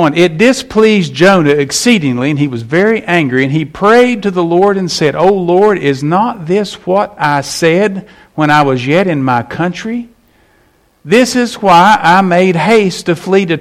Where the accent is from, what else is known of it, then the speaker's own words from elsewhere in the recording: West Virginia, United States; I'm from West Virginia